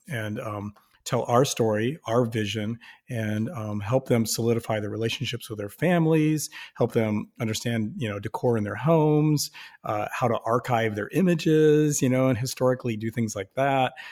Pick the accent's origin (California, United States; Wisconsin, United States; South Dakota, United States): South Dakota, United States; Sioux Falls; I'm from Sioux Falls, South Dakota.